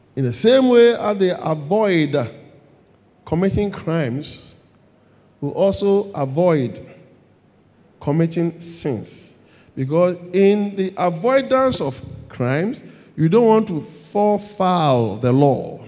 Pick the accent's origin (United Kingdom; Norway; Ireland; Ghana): Ghana; I'm a Ghanaian. I live in Ghana.